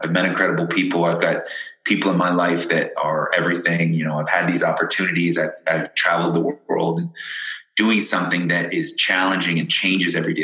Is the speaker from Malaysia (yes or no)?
no; London, Ontario, Canada; moved away as an adult; also born or lived in Ireland / Windsor, Ontario; I was born in Ireland, but I grew up in London, Ontario